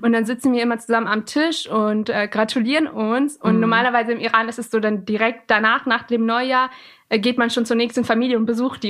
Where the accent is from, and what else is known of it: Alfeld, Lower Saxony, Germany; born or raised there; first language Persian; moved away as an adult; now in Göttingen, Germany